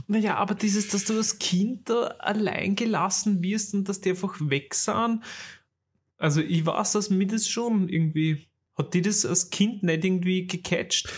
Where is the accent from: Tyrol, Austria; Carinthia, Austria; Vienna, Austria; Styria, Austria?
Vienna, Austria; bei uns in Wien